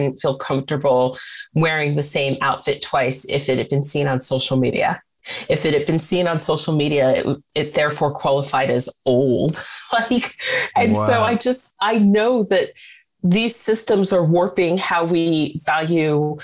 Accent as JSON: {"language": "English", "country": "United States", "said": "As an American"}